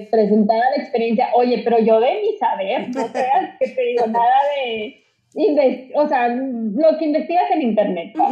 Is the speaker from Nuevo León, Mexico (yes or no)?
no; Saltillo, Coahuila, Mexico; soy de Saltillo. Ah, ok. Saltillo, Coahuila